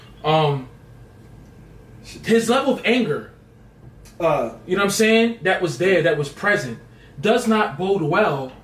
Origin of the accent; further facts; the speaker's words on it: New York, United States; I'm a New Yorker.